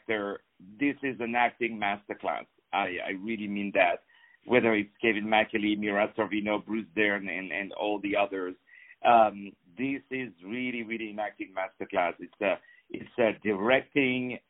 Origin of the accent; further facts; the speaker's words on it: France; moved away; I grew up in France